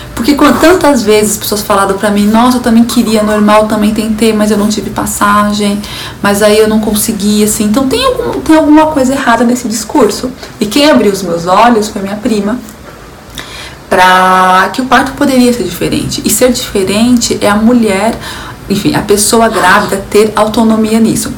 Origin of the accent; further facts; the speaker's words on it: São Paulo, Brazil; eu sou de São Paulo